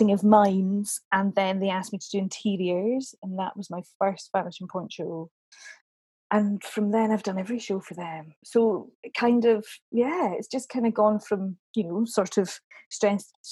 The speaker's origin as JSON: {"language": "English", "town": "Dunfermline", "region": "Scotland", "country": "United Kingdom", "said": "I'm from Dunfermline originally, in Fife, sunny Dunfermline"}